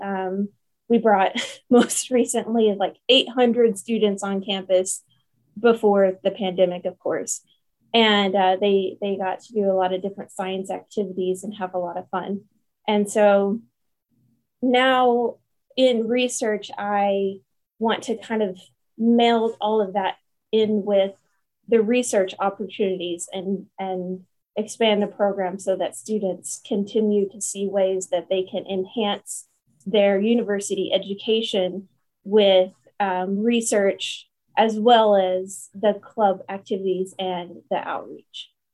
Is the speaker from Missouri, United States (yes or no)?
no; Paragould, Arkansas, United States; moved away as an adult; now in Jonesboro, United States; I am from Paragould, Arkansas, originally, but I moved to Jonesboro for my uh, undergraduate degree